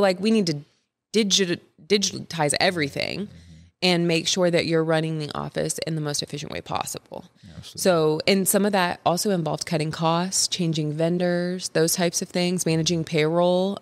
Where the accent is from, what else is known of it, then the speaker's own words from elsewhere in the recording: Kansas City, United States; I've grown up in the Kansas City area since like fifth grade, since about fifth grade